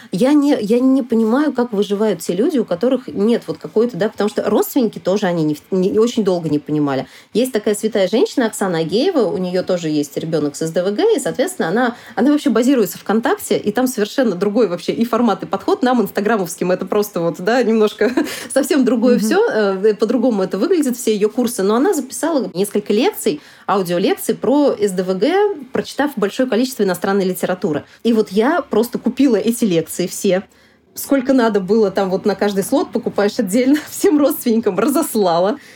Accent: Samara, Samara Oblast, Russia; moved away; also born or lived in Saint Petersburg / Sochi; приезжать в гости на родину, в Самару. Я из Самары изначально сама

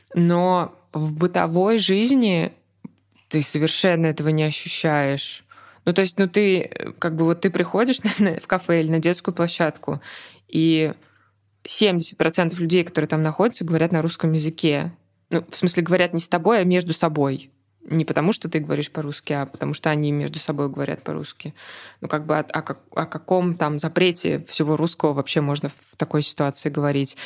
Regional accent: Russia; moved away; мы из России.

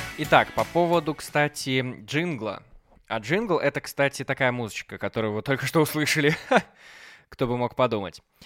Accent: Belarus; now in Minsk, Belarus; частный бизнес развивается в моем родном городе

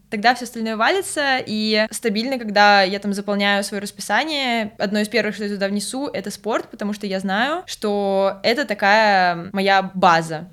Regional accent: Nizhny Novgorod, Nizhny Novgorod Oblast, Russia; also born or lived in Moscow; я из Нижнего Новгорода

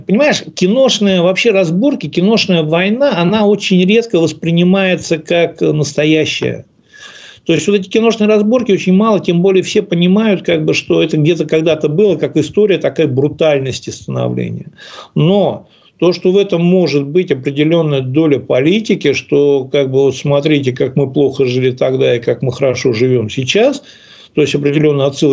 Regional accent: Ufa, Bashkortostan, Russia; Но я вырос в Уфе и как бы вырос в неспокойном районе.

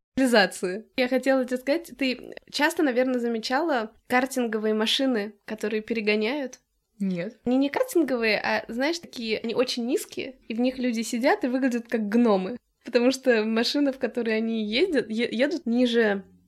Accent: Moscow, Russia; я из Москвы

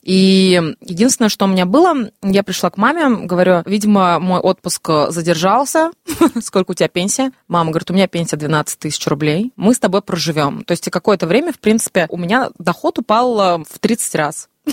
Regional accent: Ufa, Bashkortostan, Russia; also born or lived in Moscow; решила вернуться домой, в Уфу, где меня ждала мама

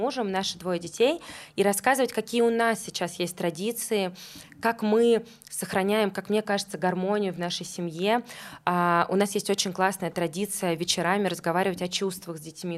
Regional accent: Tolyatti, Samara Oblast, Russia; moved away as an adult; now in Moscow, Russia; Я живу в Москве десять лет, но я из Тольятти, это же мои корни

